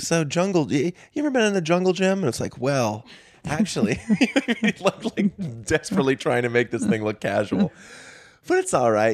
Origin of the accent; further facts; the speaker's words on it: north of Boston, Massachusetts, United States; I say north of Boston